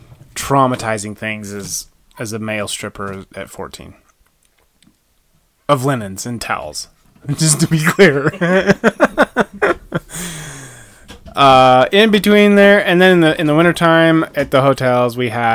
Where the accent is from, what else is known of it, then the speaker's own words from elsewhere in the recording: West Yellowstone, Montana, United States; also born or lived in Utah; I grew up in Utah, about fourth grade, moved to West Yellowstone, Montana, which now triangulates like where I grew up.